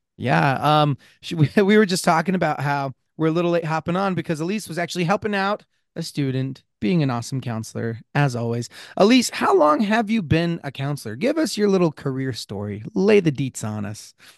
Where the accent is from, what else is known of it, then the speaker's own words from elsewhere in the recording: Blanding, Utah, United States; I grew up in San Juan County